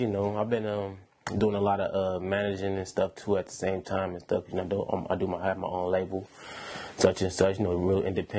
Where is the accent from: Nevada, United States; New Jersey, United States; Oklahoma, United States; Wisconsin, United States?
Wisconsin, United States; Milwaukee; now in Sacramento, United States; So, yeah, I'm from Milwaukee, Wisconsin, man. So, I moved out here back in, like